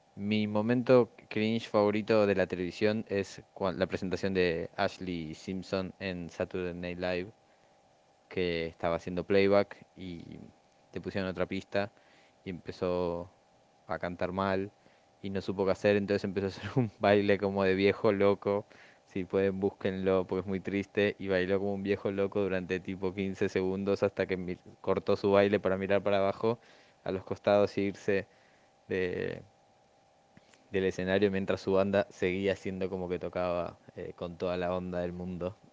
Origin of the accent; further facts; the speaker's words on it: Argentina; yo soy muy argentino